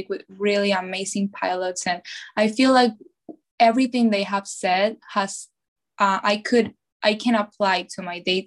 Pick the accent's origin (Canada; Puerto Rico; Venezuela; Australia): Venezuela; moved away as an adult; now in United States; I was born and raised in Venezuela. And then I moved to the US when I was 18 years old.